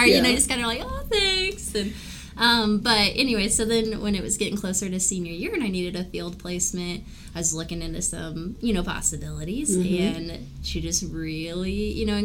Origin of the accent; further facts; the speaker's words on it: Wichita, Kansas, United States; also born or lived in Illinois; I grew up, you know, in the Wichita area